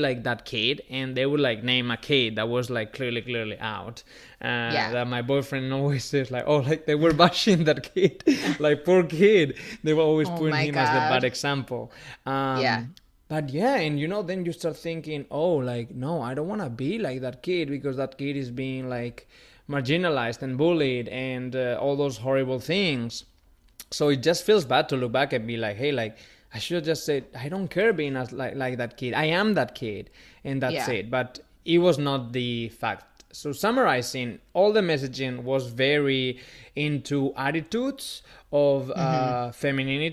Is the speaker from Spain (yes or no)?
yes; Spain; now in United States; I dressed up as Cruella de Vil growing up in Carnival, and because it's a big thing in Spain in February